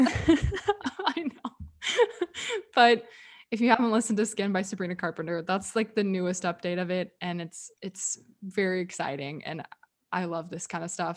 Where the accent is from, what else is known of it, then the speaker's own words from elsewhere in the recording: Texas, United States; I'm from Texas